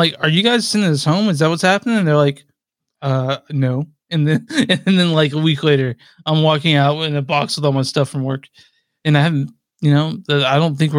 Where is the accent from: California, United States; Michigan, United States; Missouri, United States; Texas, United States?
Texas, United States; Dallas; I'm from Dallas